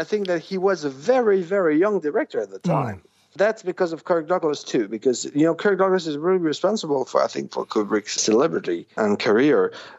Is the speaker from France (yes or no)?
yes; Paris, Île-de-France, France; I'm French. I was born in Paris.